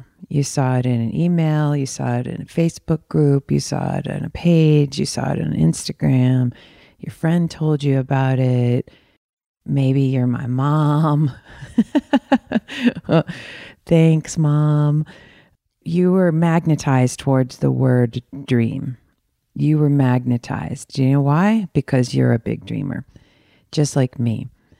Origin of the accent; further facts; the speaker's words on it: Michigan, United States; also born or lived in Arizona, United States; I'm from Michigan, right outside of Detroit in the burbs, and also in Arizona, in right outside of Phoenix and Tempe. I went back and forth because my folks were split up.